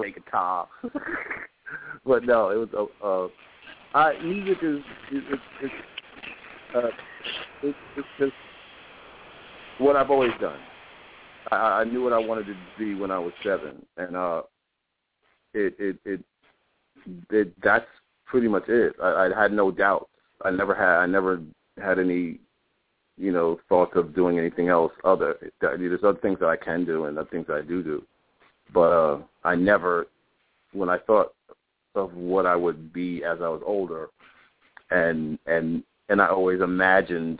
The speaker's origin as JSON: {"language": "English", "town": "New Brunswick", "region": "New Jersey", "country": "United States", "tie": "born or raised there", "said": "I was born in New Brunswick, New Jersey. I was raised by foster grandparents"}